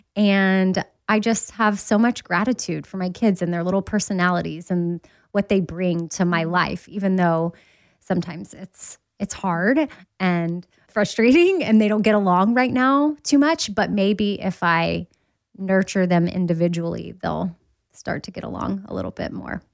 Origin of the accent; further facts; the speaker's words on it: Austin, Texas, United States; now in Nashville, United States; I'm from Austin